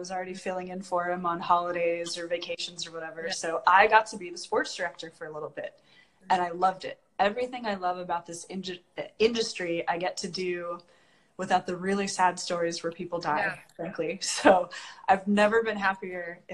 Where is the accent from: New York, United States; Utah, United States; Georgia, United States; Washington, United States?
Washington, United States; moved away; my home state